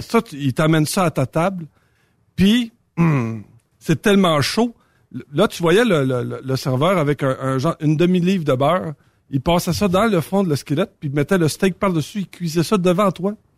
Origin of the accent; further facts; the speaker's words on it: Saint-Tite, Quebec, Canada; chez nous, à Saint-Tite